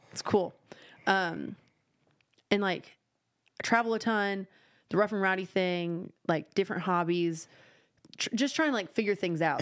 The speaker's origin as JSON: {"language": "English", "town": "Nashville", "region": "Tennessee", "country": "United States", "tie": "born or raised there", "said": "I was born in Midtown."}